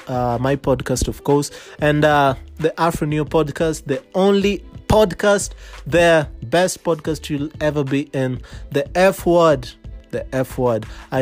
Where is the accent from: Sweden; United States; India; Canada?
India; now in Nairobi, Kenya; And I am from Parklands, that's Nairobi, I am originally from India.